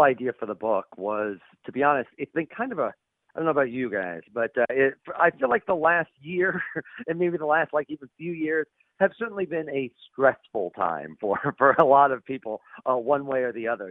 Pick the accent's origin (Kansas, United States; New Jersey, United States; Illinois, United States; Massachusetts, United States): Illinois, United States; Central; I'm from Central Illinois